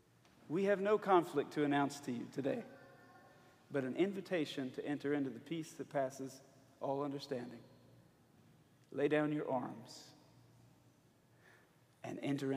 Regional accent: Alabama, United States; I'm from Alabama.

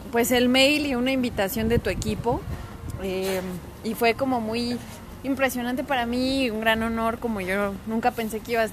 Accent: León, Guanajuato, Mexico; yo soy de León, o sea, una metrópoli. Eh, y bueno, eh, al final me he adaptado a este pueblo.

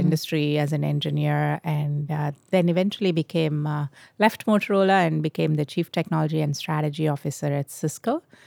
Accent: India; moved away as an adult; I was born in India. I grew up in India.

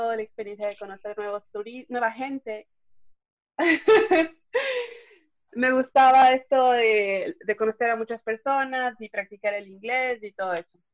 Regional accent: Puerto Baquerizo Moreno, Galápagos, Ecuador; moved away; also born or lived in Quito; Yo nací y crecí en Galápagos, en la isla de San Cristóbal

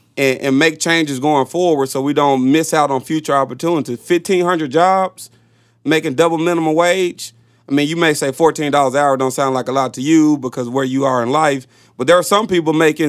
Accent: Little Rock, Arkansas, United States; I'm from Little Rock.

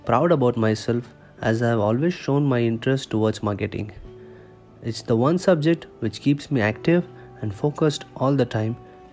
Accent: Davanagere, Karnataka, India; I am from Davanagere

